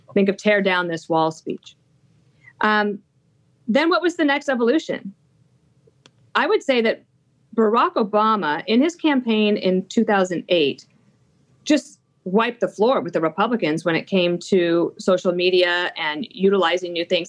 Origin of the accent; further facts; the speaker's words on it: Wyoming, United States; i grew up in Wyoming